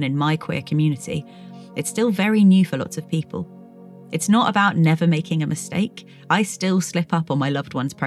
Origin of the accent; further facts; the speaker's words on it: United Kingdom; I've been exploring this from a very UK-centred perspective, as that's where I grew up and still live